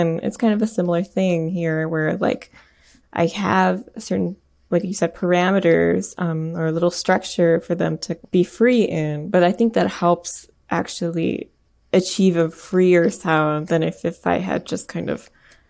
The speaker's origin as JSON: {"language": "English", "country": "India", "said": "I mean, I'm Indian, and like I learned a little bit of like Hindustani music growing up"}